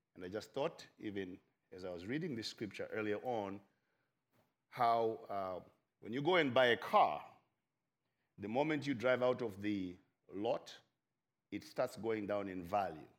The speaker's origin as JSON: {"language": "English", "country": "Zimbabwe", "said": "I am from Zimbabwe"}